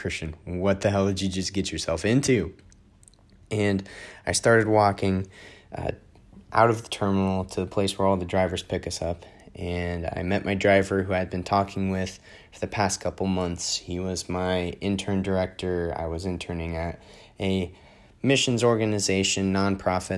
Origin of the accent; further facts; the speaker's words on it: United States; I'm from the United States